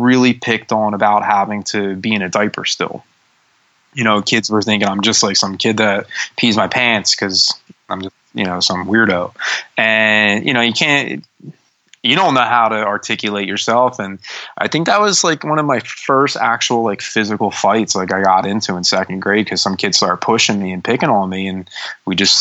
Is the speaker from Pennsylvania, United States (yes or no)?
yes; Bucks County, Pennsylvania, United States; also born or lived in Juniata Park, Philadelphia, Pennsylvania; I grew up in Juniata Park, which is not the nicest areas of Philadelphia. And then we moved to Bucks County. So I started third grade in Bucks County